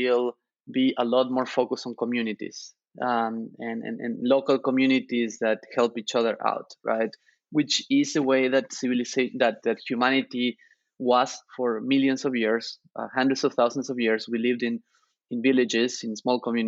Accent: Argentina; now in United States; I grew up in Argentina sharing room with my two brothers

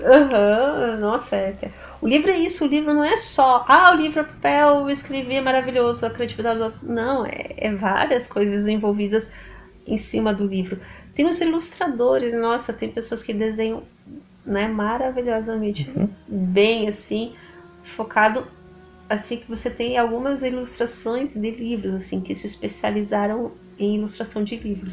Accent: Brazil; nós como brasileiros

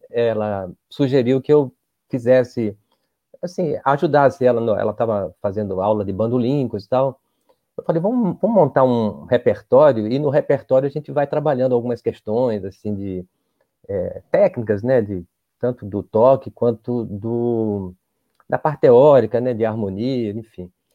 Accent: Recife, Pernambuco, Brazil; now in Rio de Janeiro, Brazil; eu sou de Recife

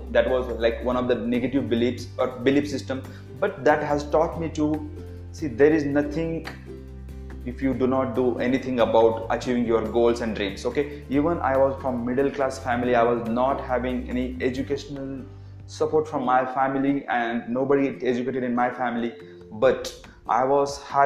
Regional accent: small village near Pune, Maharashtra, India; English is a second language; I'm from really middle class family from small village from nearby Pune, and English is my third language.

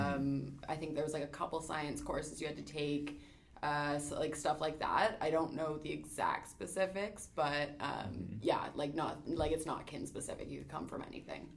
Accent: Ontario, Canada; moved away as an adult; now in Halifax, Canada; I am from Ontario originally

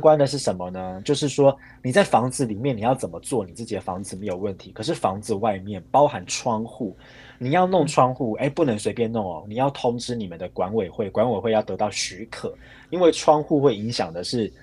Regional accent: Taiwan; moved away as an adult; now in Sweden; 又加上我们台湾人，我们在瑞，瑞典的台湾人自己组队嗯，哼。上街，在瑞典的那个同志游行亮相

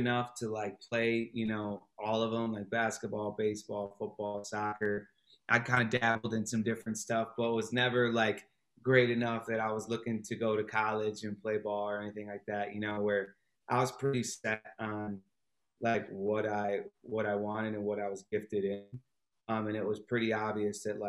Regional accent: Flushing, Michigan, United States; moved away as an adult; also born or lived in Pontiac, Michigan; now in Chicago, United States; we moved from Pontiac into to the Flint area, and that's kind of where I grew up and did, you know, middle school, high school

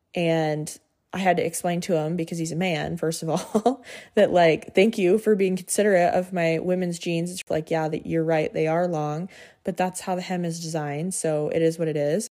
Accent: Montana, United States; I grew up in Montana

